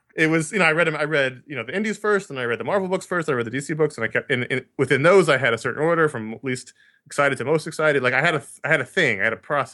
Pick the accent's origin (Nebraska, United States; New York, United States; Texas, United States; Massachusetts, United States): New York, United States; New York City; I grew up in New York City